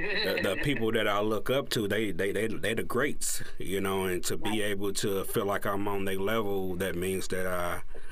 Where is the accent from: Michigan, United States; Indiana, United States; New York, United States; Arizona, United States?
Indiana, United States; Indianapolis; I'm from the Midwest. Naples, Indianapolis, Indiana, to be exact